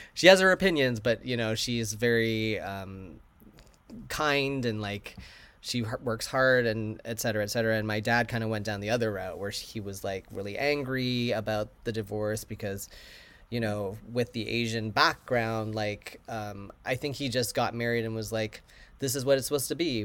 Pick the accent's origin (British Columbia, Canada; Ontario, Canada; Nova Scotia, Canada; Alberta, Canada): British Columbia, Canada; Vancouver; also born or lived in New York / Chicago; now in Los Angeles, United States; Vancouver, my hometown